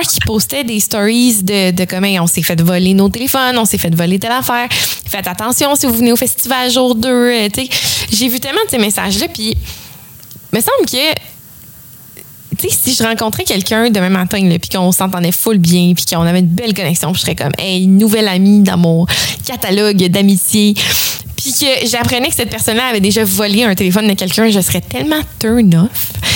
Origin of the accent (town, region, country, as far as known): Quebec, Canada; accent: Québécois